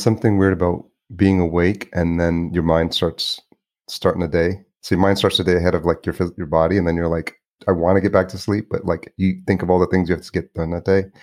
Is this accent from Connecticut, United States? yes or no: no; New York, United States; also born or lived in Los Angeles; now in Minneapolis, United States; grew up in New York